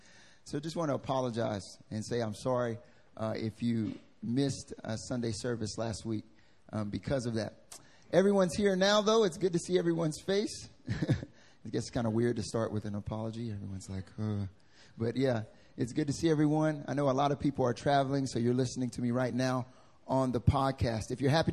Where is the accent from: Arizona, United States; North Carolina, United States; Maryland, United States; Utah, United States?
North Carolina, United States; accent: southern drawl; I'm from North Carolina, so I like to have some southern drawl on some of the stuff I say.